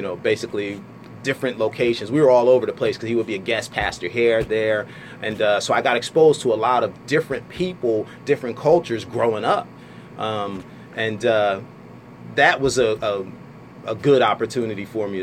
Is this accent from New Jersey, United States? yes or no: yes; Bound Brook, New Jersey, United States; also born or lived in Trenton, New Jersey; I grew up in Bound Brook. We moved from Trenton. I was in the second grade when we moved from Trenton